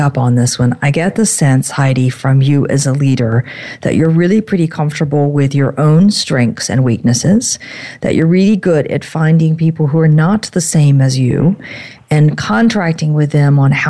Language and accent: English; the South, United States; my native heritage in the South